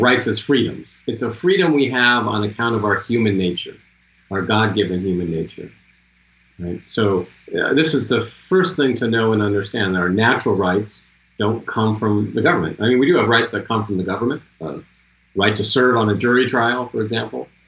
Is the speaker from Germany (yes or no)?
no; Seattle, Washington, United States; I'm from Seattle